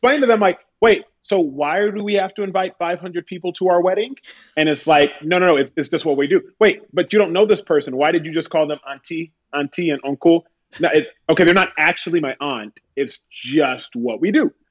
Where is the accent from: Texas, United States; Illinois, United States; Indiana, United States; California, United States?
Texas, United States; My brother and I from Texas.